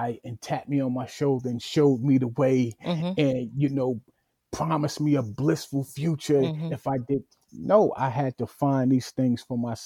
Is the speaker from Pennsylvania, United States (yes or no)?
no; New York City, New York, United States; I was born and raised in Bedford-Stuyvesant